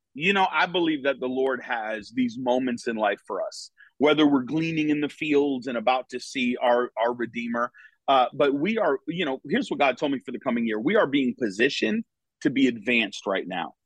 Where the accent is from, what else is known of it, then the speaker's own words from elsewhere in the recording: Connecticut, United States; moved away as an adult; now in Florida, United States; was born and raised in Connecticut